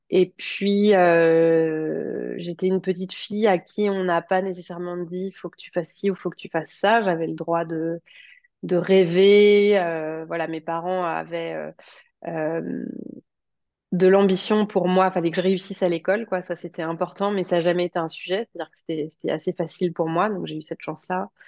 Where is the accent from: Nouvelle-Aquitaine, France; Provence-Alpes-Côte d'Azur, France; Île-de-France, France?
Île-de-France, France; Paris; also born or lived in Rouen, France / Toulouse, France / Martinique; donc j'ai, je suis née à Paris, j'ai grandi en partie en banlieue parisienne, mais j'ai aussi habité en Normandie, à Rouen, j'ai habité à Toulouse, j'ai habité en Martinique.